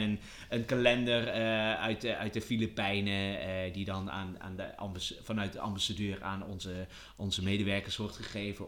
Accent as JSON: {"language": "Dutch", "country": "Netherlands", "said": "wij als Nederlander"}